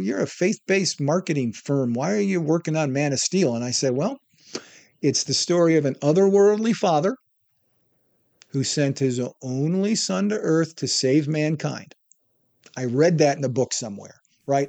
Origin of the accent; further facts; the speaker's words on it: Wisconsin, United States; moved away as an adult; also born or lived in Iowa / Palm Springs, California / Texas / Hollywood, California; I moved back home from Hollywood to my hometown in Wisconsin